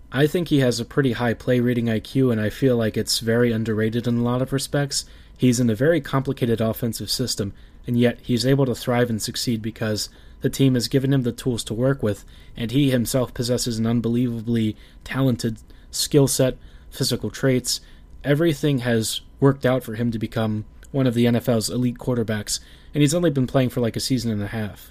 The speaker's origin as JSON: {"language": "English", "town": "Baltimore", "region": "Maryland", "country": "United States", "tie": "born or raised there", "said": "my hometown, Baltimore"}